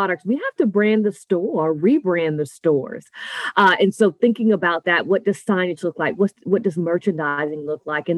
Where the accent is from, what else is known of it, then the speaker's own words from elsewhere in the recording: Nassau, New Providence, Bahamas; now in Tampa, United States; I'm actually originally from Nassau, Bahamas